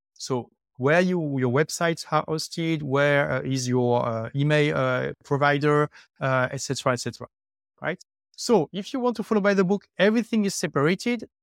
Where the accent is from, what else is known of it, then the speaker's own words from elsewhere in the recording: France; first language French; English is a second language; moved away as an adult; also born or lived in London; now in Dubai, United Arab Emirates; I left my home country, which is France, uh, eight years ago. Uh, I lived three years in London, and now I have been in Dubai for five years.